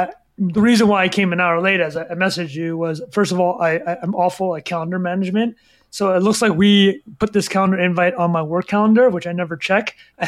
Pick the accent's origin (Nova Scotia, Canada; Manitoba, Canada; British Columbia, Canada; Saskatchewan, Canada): British Columbia, Canada; Vancouver; moved away as an adult; also born or lived in Calgary, Alberta / Saigon, Vietnam / Boston, United States / New York, United States; I was born in Calgary, Alberta. Me and my three siblings were all born there. And then in 94, when I was 9 years old, he moved to Vancouver. So Vancouver, where I am now, I grew up there for about 10 years.